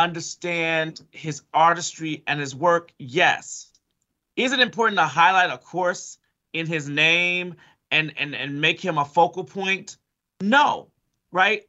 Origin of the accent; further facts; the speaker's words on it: Chicago, Illinois, United States; I'm from Chicago.